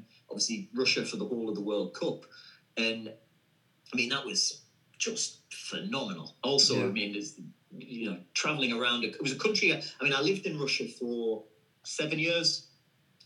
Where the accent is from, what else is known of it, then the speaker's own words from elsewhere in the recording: Sunderland, North East England, United Kingdom; moved away; also born or lived in Moscow; Sunderland, my hometown club